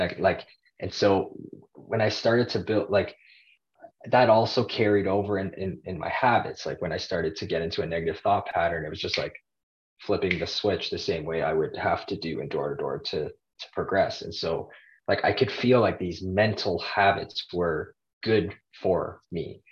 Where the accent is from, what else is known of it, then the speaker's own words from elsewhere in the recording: Toronto, Ontario, Canada; I'm Canadian. I'm from Toronto, Canada